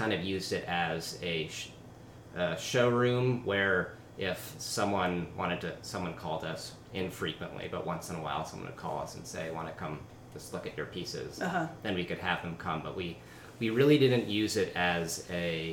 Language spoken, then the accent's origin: English; East Coast, United States; moved away as an adult; now in San Diego, United States; we're from the East Coast. We both just moved to San Diego.